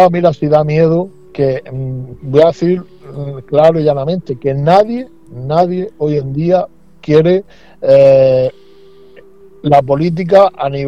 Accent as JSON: {"language": "Spanish", "country": "Spain", "said": "nosotros vamos sobre la Constitución española, nosotros somos españoles y no queremos ni más ni menos que poner la voz en los problemas que acuden ahora mismo a nuestra a nuestra tierra."}